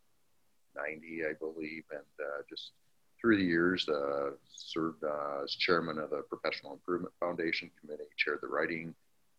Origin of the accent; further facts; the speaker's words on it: Langford, South Dakota, United States; my hometown of Langford, South Dakota.